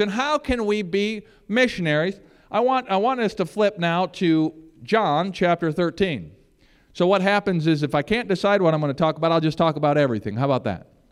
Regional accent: Michigan, United States; moved away; I'm from Michigan

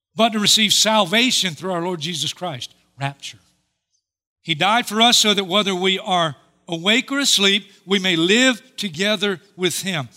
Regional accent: Hartsville, South Carolina, United States; I'm in Hartsfield, South Carolina, my hometown

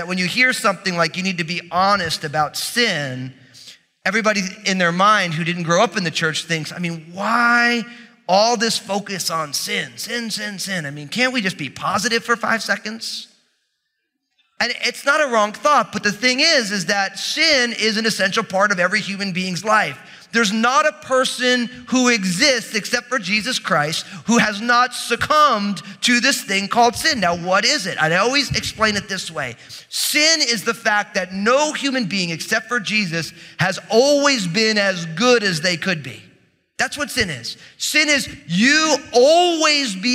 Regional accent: New Jersey, United States; I'm from New Jersey

